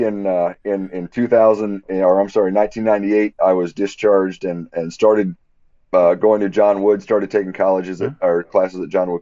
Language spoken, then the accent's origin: English; Quincy, Illinois, United States; this is my hometown. I grew up here